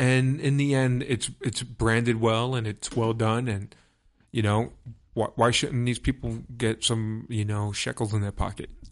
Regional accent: New York City, New York, United States; I'm from Brooklyn

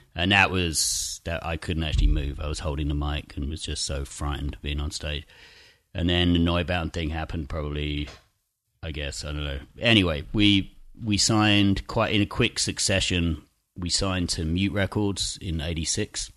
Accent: Chelmsford, East of England, United Kingdom; teenage kids growing up in Essex in this kind of shitty town twenty miles outside of London

